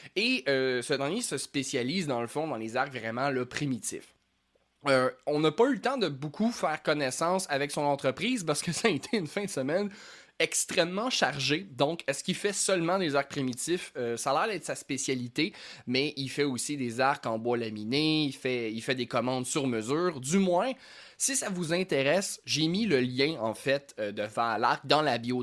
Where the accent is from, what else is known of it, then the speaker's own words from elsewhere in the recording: Lanaudière, Quebec, Canada; j'ai grandi dans la Nadière